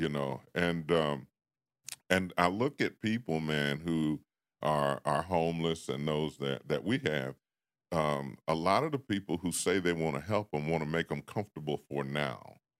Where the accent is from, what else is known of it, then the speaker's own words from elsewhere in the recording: Washington, District of Columbia, United States; moved away; growing up in Washington and, uh, what they had back in the day called the Projects